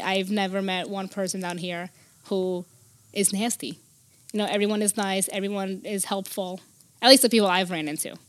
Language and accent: English; Newark, New Jersey, United States; also born or lived in Brazil; I, I grew up in Newark, Newark, New Jersey, in the, the um, Brick City.